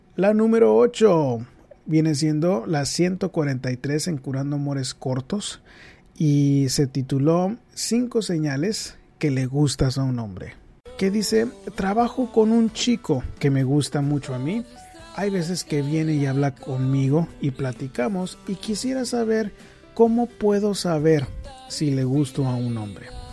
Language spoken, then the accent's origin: Spanish; northern Mexico, Mexico; yo también soy norteño del área de México